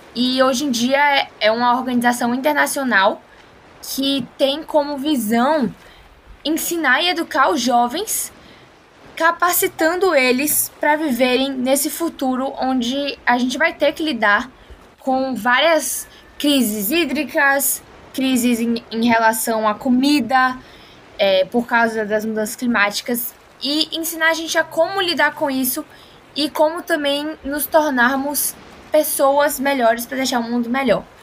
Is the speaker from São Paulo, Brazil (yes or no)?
no; Salvador, Bahia, Brazil; Sou de Salvador, aqui da Bahia